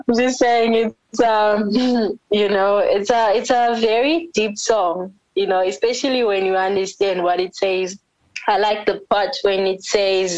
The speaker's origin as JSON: {"language": "English", "country": "South Africa", "tie": "born or raised there", "also_born_or_lived": "Bulawayo, Zimbabwe", "first_language": "Ndebele", "second_language": "English", "moved": "yes", "lives_now": "Zimbabwe", "said": "I was born in South Africa, but it's not like I've always like told everyone. But y'all know the reason why I sing like this is because I was raised in South Africa"}